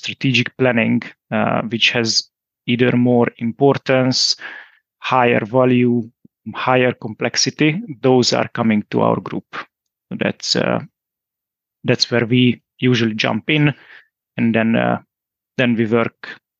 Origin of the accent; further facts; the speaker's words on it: Hungary; moved away as an adult; now in Groningen, Netherlands; I'm originally from Hungary, as so my wife